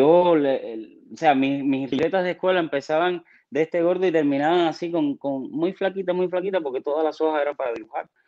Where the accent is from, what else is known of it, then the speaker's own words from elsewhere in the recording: Havana, Cuba; moved away; also born or lived in Guanabacoa / Matanzas; nací en Guanabacoa y me mudé rápido, mi mamá se mudó para, para Santo Suárez. Entonces, toda mi infancia la hice en Santo Suárez